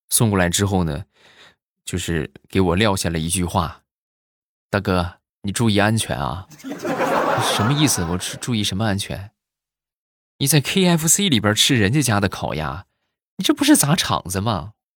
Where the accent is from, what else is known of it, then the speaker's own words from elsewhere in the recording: Rizhao, Shandong, China; 那么正好我现在没有在日照啊，我是处在山东的另一个城市啊